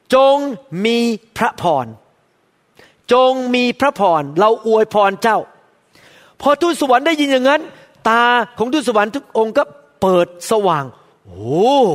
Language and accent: Thai; Thailand; accent: Thai; moved away as an adult; now in United States; ผมเป็นหมอคนไทย